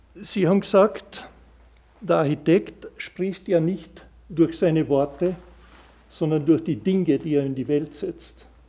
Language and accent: German; Carinthia, Austria; wir Kärntner